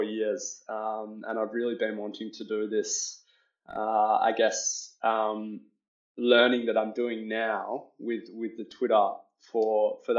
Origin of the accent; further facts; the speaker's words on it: Australia; I'm Australian.